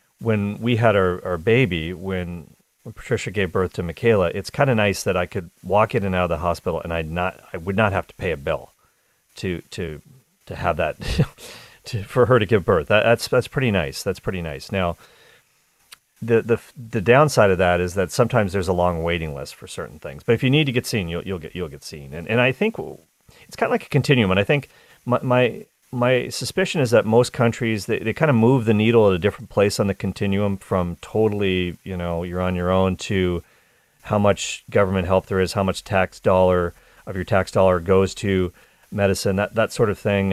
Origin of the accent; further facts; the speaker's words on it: Canada; as a Canadian